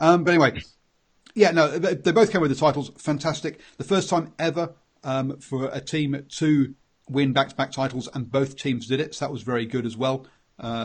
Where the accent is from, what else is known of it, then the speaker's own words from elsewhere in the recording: England, United Kingdom; accent: English; If you can't tell by my accent, yes, I'm English